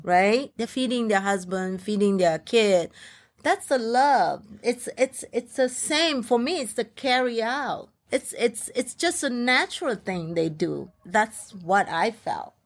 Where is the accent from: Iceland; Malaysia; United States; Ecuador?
Malaysia; English is a second language; moved away; as a Malaysian, Chinese